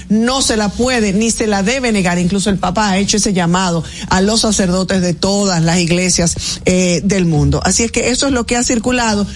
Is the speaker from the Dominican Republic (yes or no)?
yes; Dominican Republic; todos como dominicanos